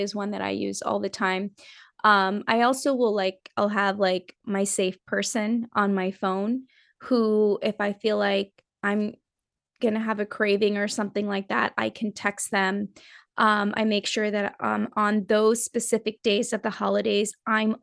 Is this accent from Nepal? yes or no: yes; Nepal; I'm from Nepal